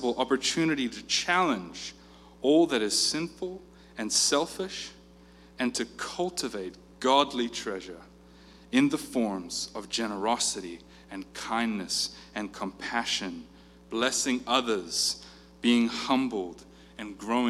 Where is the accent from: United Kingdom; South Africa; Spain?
South Africa; I grew up in South Africa